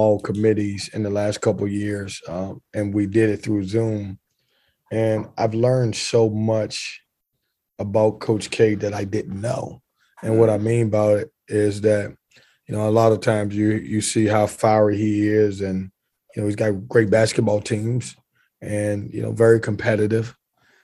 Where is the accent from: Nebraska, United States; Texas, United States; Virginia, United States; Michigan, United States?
Virginia, United States; Lynchburg; now in Raleigh, United States; growing up in Lynchburg, Virginia